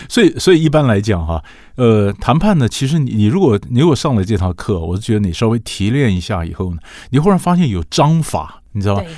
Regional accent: Taiwan; 我们台湾人最喜欢买房子，卖房子吧

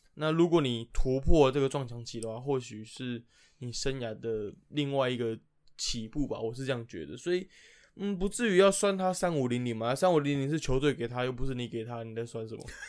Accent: Taipei, Taiwan; 因为两位主持人都是死台北人，就从小在台北长大

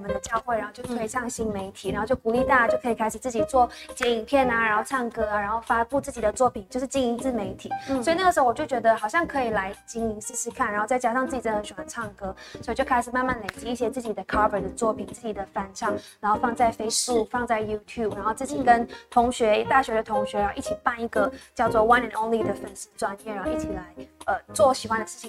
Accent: Malaysia; now in Taiwan; 然后我来自马来西亚，然后是 Sophia 的乡这样子。

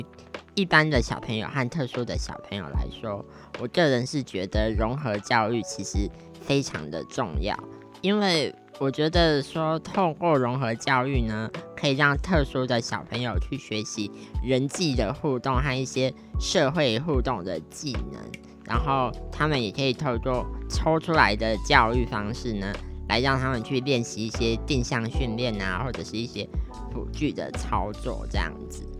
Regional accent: Taiwan; accent: Taiwanese Mandarin; 其实我以前是有点台湾国语的一个小朋友，就是可能从前我常常咖啡讲成咖黑啊，或者是一些语词啊讲的怪腔怪调的这样子。

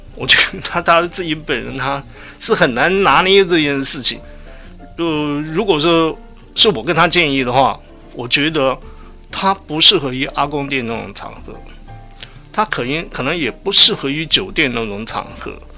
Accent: Kaohsiung, Taiwan; 我从小是在健身长大的

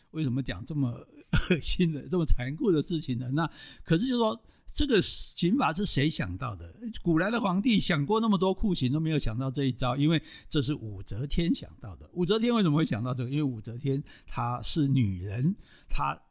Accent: Taiwan; 我们台湾人

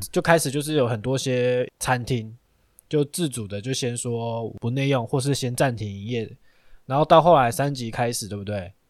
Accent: Taiwan; 我们台湾

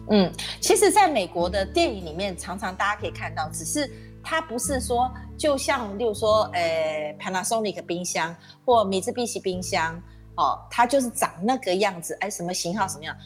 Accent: Taiwan; 咱们台湾人更觉得读哲哲学找不到工作。

